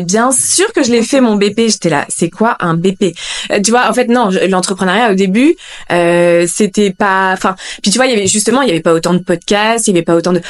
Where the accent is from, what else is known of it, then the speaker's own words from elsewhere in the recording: Lille, Hauts-de-France, France; moved away as an adult; also born or lived in Paris; je suis originaire de Lille